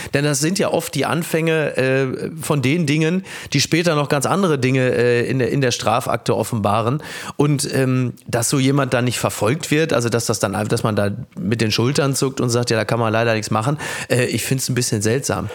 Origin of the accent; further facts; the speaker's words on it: Castrop-Rauxel, North Rhine-Westphalia, Germany; Ich komme aus dem tiefsten Ruhrgebiet. Ich komme aus Kastrop-Rauxel.